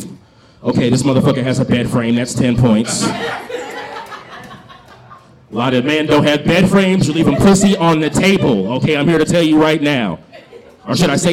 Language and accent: English; San Francisco, California, United States; I'm from San Francisco